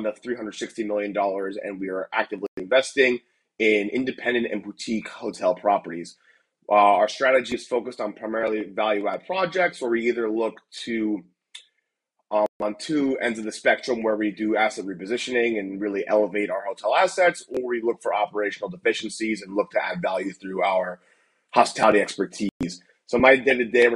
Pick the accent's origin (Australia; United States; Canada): United States; Millbrook, New Jersey; moved away as an adult; also born or lived in Ithaca, New York; now in San Francisco, United States; I'm originally from Millbrook, New Jersey, about 30 minutes outside of New York City.